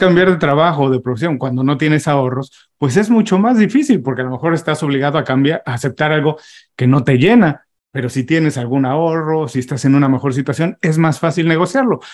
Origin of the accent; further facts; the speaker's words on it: Mexico; Mis papás no salieron de, de, de México, como muchísimos mexicanos, pero ellos emigraron del campo a la ciudad